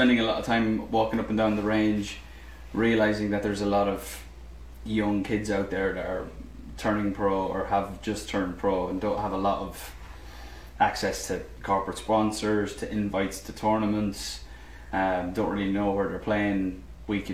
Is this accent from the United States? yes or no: no; Ireland; moved away; being Irish. I mean, just growing up in the island